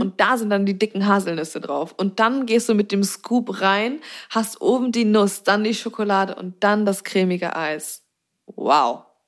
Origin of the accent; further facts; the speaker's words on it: Zeven, Lower Saxony, Germany; now in Hamburg, Germany; bei uns in Zefen eine Eisdiele, eine einzige, und die gibt es aber schon seit anno dazu mal